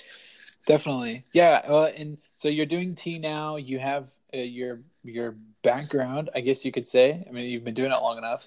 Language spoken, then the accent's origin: English; Montana, United States; moved away; We grew up primarily in Montana and are now kind of spread across the country doing pretty different things in different worlds, different occupations.